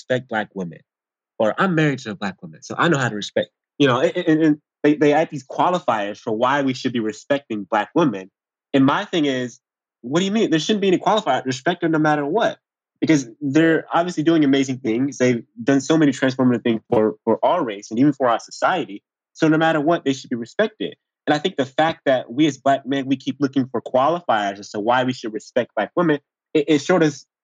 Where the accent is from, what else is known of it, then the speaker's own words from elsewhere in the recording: College Park, United States; I grew up in College Park